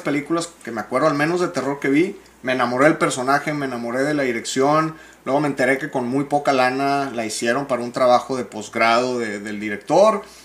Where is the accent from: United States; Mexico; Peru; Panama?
Mexico; Monterrey, Nuevo León; soy regio